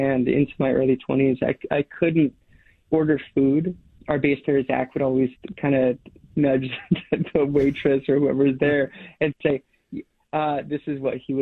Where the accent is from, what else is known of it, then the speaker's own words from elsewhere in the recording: Alaska, United States; now in Portland, United States; I grew up in Alaska on these, like, long dog sled trips, dog mushing trips.